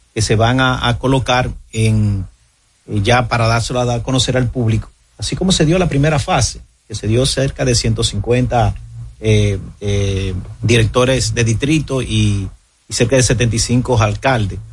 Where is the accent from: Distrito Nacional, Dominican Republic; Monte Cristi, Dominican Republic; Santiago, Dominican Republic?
Monte Cristi, Dominican Republic; yo soy de Montecristo, yo soy fronterizo, y yo sé cómo vive la frontera